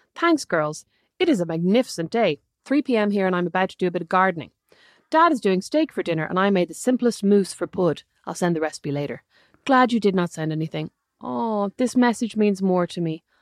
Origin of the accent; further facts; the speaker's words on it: Dublin, Leinster, Ireland; also born or lived in Galway; I grew up in Dublin